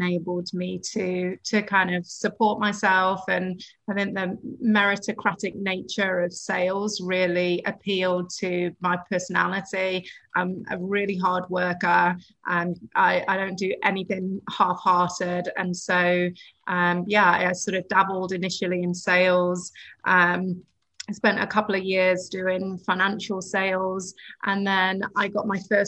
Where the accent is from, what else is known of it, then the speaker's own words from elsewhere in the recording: United Kingdom; moved away; You can probably tell from my accent that I'm not from here, originally from the UK.